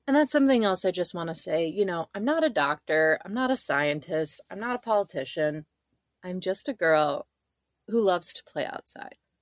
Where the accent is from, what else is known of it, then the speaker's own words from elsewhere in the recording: Northern Michigan, United States; I grew up in Northern Michigan